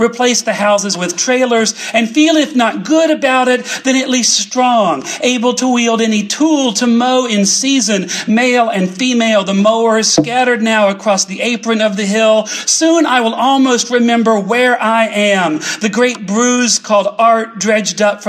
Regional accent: the Carolinas, United States; I come from the Carolinas. My family were textile workers. They were poor folks in the Carolinas.

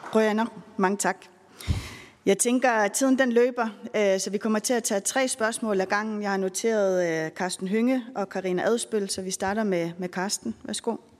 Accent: Greenland; now in Denmark; Vi har jo rigtig mange rejsehold hjemme i Grønland

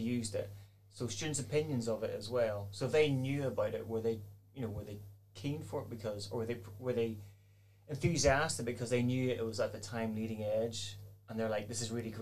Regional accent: Northern Ireland, United Kingdom; I'm Northern Irish.

